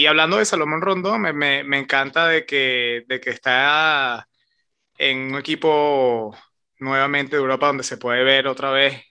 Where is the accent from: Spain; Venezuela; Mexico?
Venezuela; nosotros somos venezolanos